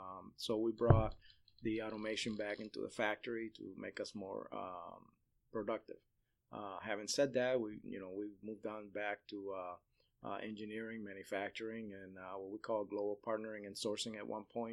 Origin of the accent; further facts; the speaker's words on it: Chicago, Illinois, United States; now in Central Florida, United States; back in 1979 in Chicago, where I grew up, my hometown.